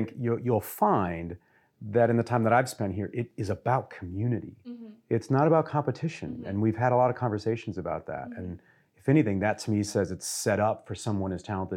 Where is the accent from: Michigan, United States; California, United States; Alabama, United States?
Michigan, United States; Detroit; I'm from Detroit